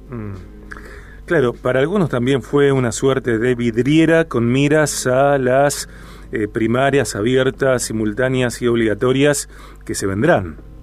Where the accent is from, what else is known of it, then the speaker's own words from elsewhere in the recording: Rosario, Santa Fe, Argentina; como argentinos mm. y como rosarinos en particular